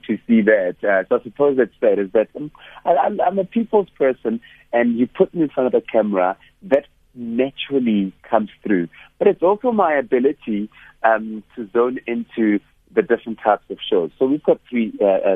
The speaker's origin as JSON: {"language": "English", "town": "Hammanskraal", "region": "Gauteng", "country": "South Africa", "said": "I come from Hammanskraal in the north of Pretoria"}